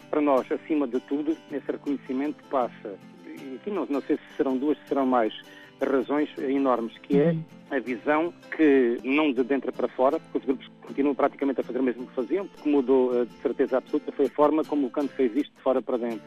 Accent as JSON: {"language": "Portuguese", "region": "Alentejo", "country": "Portugal", "said": "nós, enquanto alentejanos"}